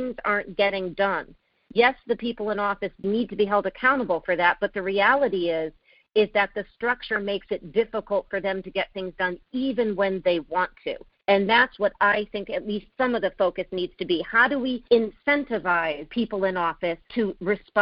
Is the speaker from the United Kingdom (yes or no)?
no; Connecticut, United States; I was born in Connecticut